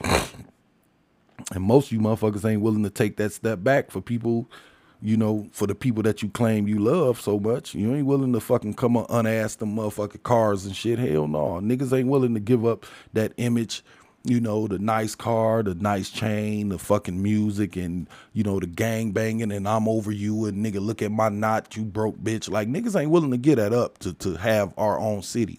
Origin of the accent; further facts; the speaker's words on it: United States; I'm an American and I'm African, so I'm an African American